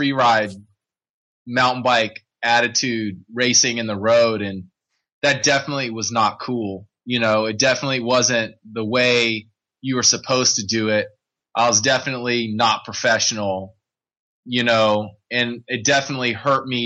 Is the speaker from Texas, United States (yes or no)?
no; Richmond, Virginia, United States; I grew up in Richmond, Virginia